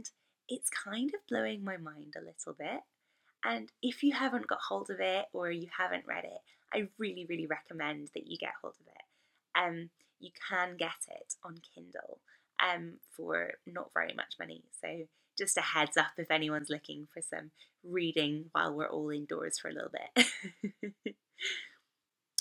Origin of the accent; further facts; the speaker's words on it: Northern Ireland, United Kingdom; accent: Northern Irish; my Northern Irish accent